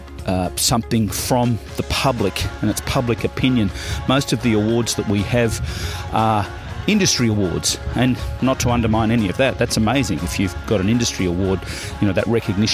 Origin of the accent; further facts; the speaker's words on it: Swan Hill, Victoria, Australia; moved away; also born or lived in Melbourne; I'm from Swan Hill